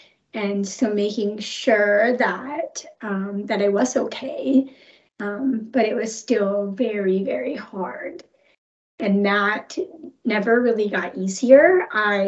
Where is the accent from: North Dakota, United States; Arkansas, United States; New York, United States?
Arkansas, United States; Rogers; also born or lived in Colorado; I moved to Northwest Arkansas from Colorado when my mom met my stepdad.